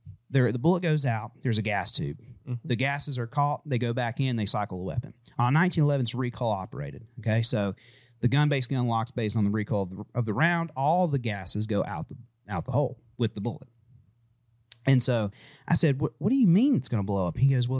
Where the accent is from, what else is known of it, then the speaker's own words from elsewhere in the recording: Manhattan, New York, United States; Oh, yeah. I'm from Manhattan.